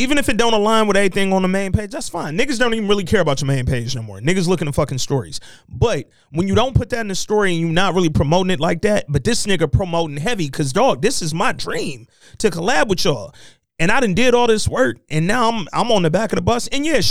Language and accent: English; Detroit, Michigan, United States; I done sat with y'all. I'm from Detroit, my nigga.